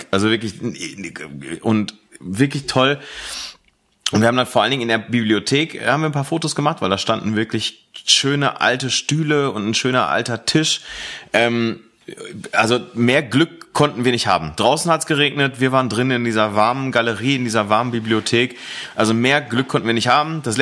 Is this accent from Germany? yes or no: yes; Aachen, North Rhine-Westphalia, Germany; in meine alte Heimat gefahren, in das alte Heimatdorf, in dem ich früher gewohnt habe, nämlich Aachen Connelly Münster